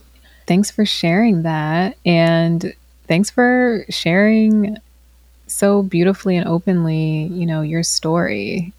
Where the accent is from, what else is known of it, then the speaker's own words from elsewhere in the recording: the South, United States; especially growing up in the South, moving to a predominantly white area, you know, as a teen.